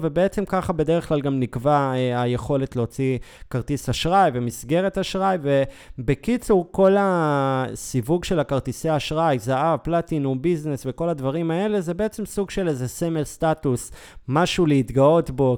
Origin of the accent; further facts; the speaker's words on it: Israel; אנחנו ישראלים